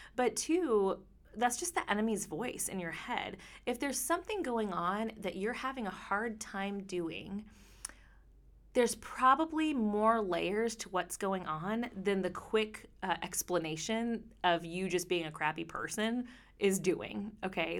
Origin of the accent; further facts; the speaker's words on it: Texas, United States; I'm from Texas.